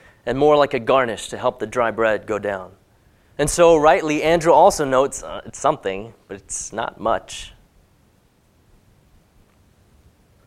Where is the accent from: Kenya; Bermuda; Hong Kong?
Hong Kong; as a teenager growing up in Hong Kong